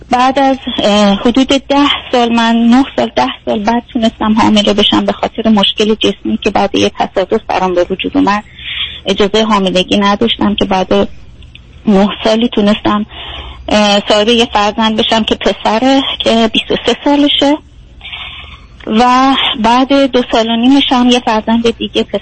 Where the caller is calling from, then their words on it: Germany; از آلمان هستم